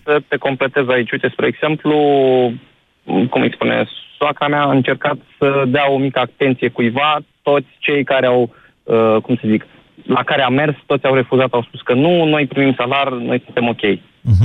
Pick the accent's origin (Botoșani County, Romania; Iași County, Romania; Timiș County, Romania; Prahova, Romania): Iași County, Romania; Iași; eu sunt din Iași